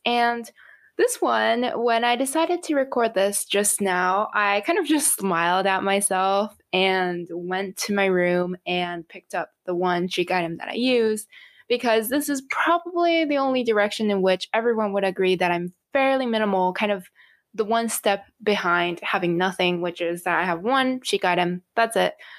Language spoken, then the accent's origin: English; Japan; moved away; I come from Japan